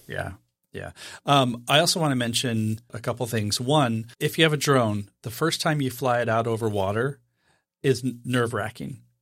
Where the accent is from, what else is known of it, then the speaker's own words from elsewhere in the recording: Idaho, United States; I was born and raised in Idaho.